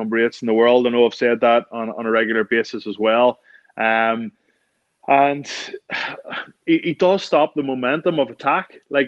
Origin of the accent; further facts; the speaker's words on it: Ireland; we're typically Irish